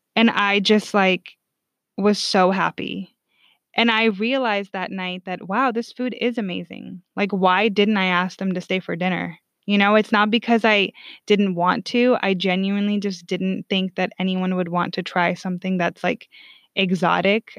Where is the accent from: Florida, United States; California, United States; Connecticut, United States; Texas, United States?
California, United States; also born or lived in Sweden; I'm from the state that, like, votes correctly